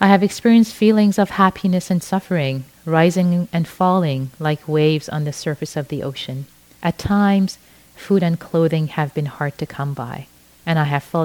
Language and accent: English; Iran; first language Persian; English is a second language; moved away; I was brought up in Iran, which is why I speak Farsi, my native language